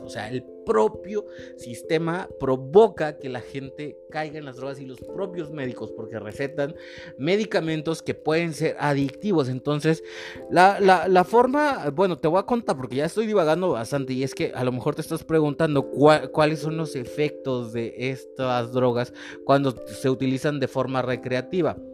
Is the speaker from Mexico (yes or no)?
yes; Mexico; also born or lived in Monterrey, Mexico; nosotros como mexicanos